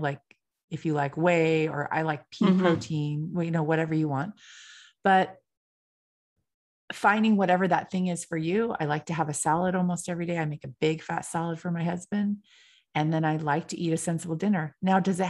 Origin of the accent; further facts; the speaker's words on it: California, United States; I'm from California.